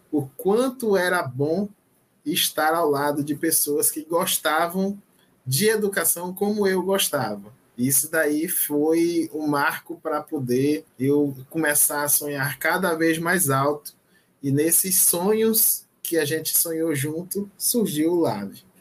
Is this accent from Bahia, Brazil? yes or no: yes; Maragogipe, Bahia, Brazil; Por isso que eu falo, eu sou baiano de Maragogipe, cidade natal.